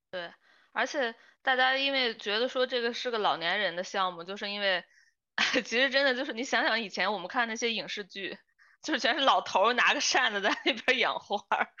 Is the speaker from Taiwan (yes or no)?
no; northern China, China; moved away; also born or lived in Beijing; 北方那个特别多丁香，一到，每年一到春天，哇，就是整个，因为我小时候住在那个大学家属院儿里嘛